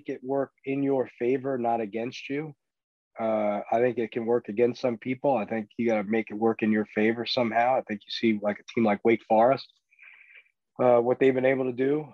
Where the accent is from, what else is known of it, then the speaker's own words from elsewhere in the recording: New York City, New York, United States; moved away as an adult; now in Miami, United States; growing up in New York City in the 80s and 90s